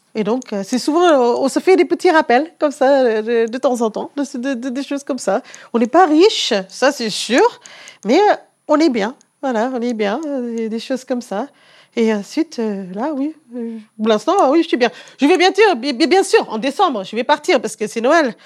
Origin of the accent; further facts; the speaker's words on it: South Africa; moved away as an adult; also born or lived in Canada; now in France; je viens d'un pays de Commonwealth